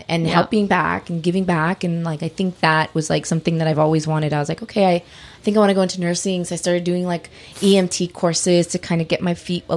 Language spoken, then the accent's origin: English; Los Angeles, California, United States; also born or lived in Long Beach / Huntington Beach; we're from